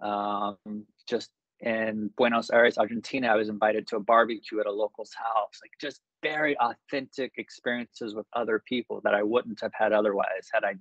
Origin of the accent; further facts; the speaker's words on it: United States; moved away as an adult; now in Mexico; growing up in America